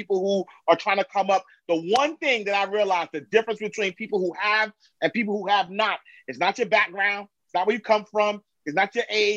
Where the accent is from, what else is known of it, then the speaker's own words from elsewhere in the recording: New York City, New York, United States; I'm from New York. I'm from Harlem, Hunter Knight Street, 8th Avenue, St.